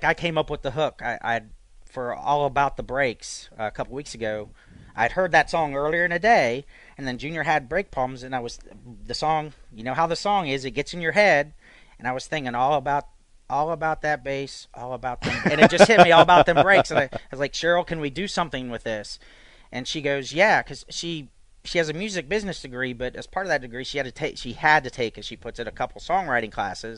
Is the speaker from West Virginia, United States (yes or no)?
yes; West Virginia, United States; moved away as an adult; now in Jacksonville, United States; I'm originally from West Virginia